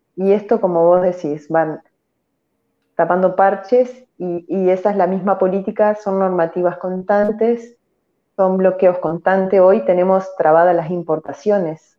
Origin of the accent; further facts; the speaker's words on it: Argentina; acá mi pueblo es muy pequeño